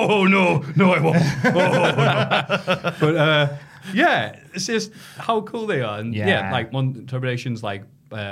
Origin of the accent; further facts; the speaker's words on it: Havana, Cuba; That'd be weird. I'm from Havana.